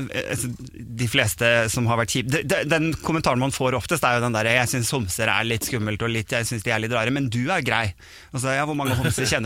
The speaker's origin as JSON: {"language": "Norwegian", "town": "Sandefjord", "region": "Vestfold", "country": "Norway", "tie": "born or raised there", "also_born_or_lived": "Bodø", "lives_now": "Oslo, Norway", "said": "er jo vokst opp i Sandefjord, og så"}